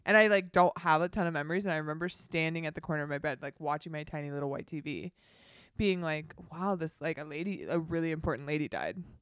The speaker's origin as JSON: {"language": "English", "town": "Dana Point", "region": "California", "country": "United States", "tie": "born or raised there", "said": "I grew up in Dana Point, California, beach town"}